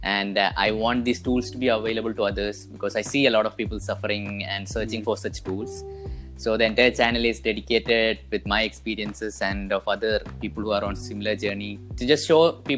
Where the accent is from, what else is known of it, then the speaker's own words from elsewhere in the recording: Kerala, India; I am from Kerala.